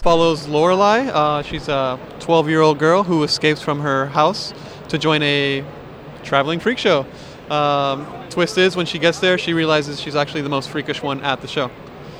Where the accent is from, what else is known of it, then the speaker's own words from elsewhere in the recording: Miami, South Florida, United States; So we're all from the South Florida area, predominantly in Miami.